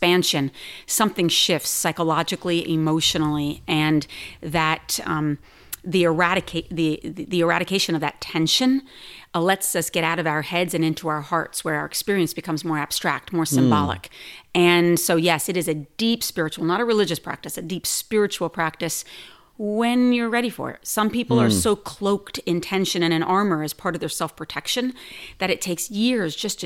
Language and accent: English; New Jersey, United States; moved away; also born or lived in New York City; I grew up in New Jersey, moved to New York City